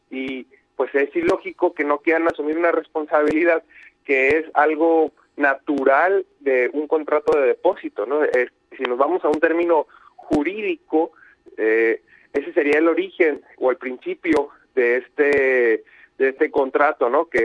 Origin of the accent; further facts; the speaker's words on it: Mexico; Creo que eh, debemos dejar de pensar así como sociedad, como mexicanos, debemos de aspirar a ser una sociedad más responsable